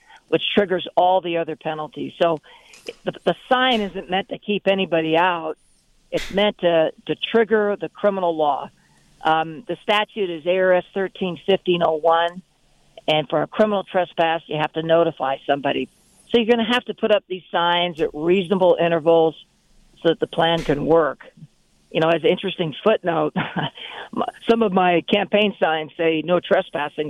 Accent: Yuma, Arizona, United States; I'm from Yuma. I lived in Yuma for many years.

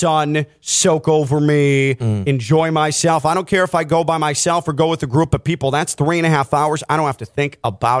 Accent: Chicago, Illinois, United States; now in South Florida, United States; I also was born and raised in the Chicago area

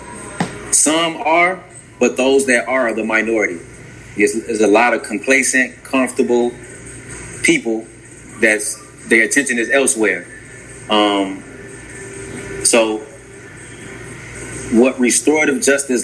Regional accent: Markham, Illinois, United States; also born or lived in Roseland, Chicago / Alabama; now in Chicago, United States; I'm from the South Suburbs, Markham, Harvey area.

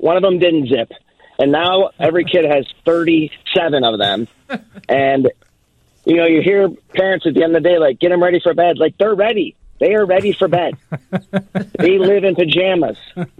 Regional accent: Chicago, Illinois, United States; You know, I grew up in the Jordan years. Now you see kids like kind of gravitating towards hockey, which is bankrupting all of us. But the basketball doesn't seem to be as popular as it was in the Chicago 90s.

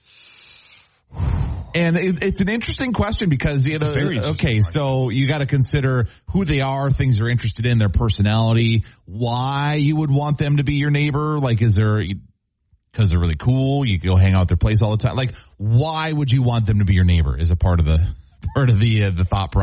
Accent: Minnesota, United States; as a Minnesotan

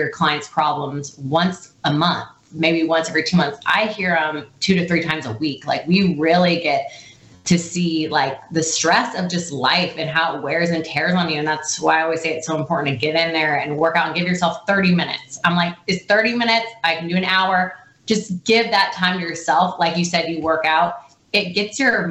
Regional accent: Coeur d'Alene, Idaho, United States; moved away as an adult; I am from Idaho in a really pretty place called Coeur d'Alene, Idaho

